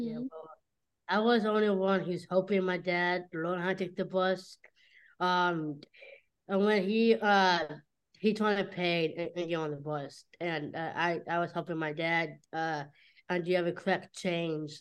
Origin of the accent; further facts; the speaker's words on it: Cincinnati, Ohio, United States; I'm from Cincinnati. That's why I was born in Cincinnati.